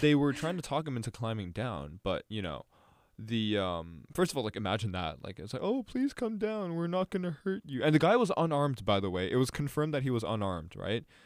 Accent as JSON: {"language": "English", "country": "Canada", "moved": "yes", "lives_now": "New York, United States", "said": "I'm Canadian"}